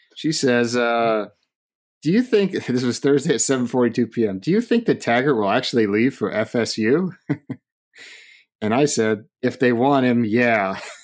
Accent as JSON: {"language": "English", "region": "Oregon", "country": "United States", "tie": "born or raised there", "said": "I'm from Oregon, uh, that's where I grew up"}